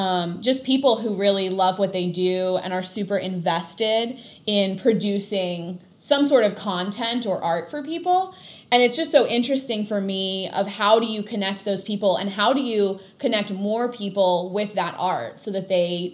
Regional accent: Delaware, United States; also born or lived in Gulf Coast of Mississippi / Pennsylvania; I am not a Delaware native. Little known fact, I was actually born on the Gulf Coast of Mississippi and did not move to Delaware until I was 5. So I was raised Delaware, but not born Delaware.

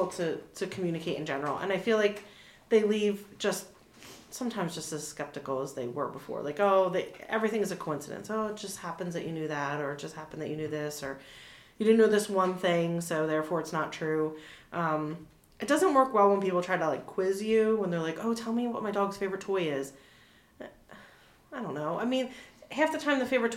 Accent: New Jersey, United States; moved away as an adult; also born or lived in Philadelphia / Cincinnati; now in Newark, Delaware, United States; I'm actually from New Jersey.

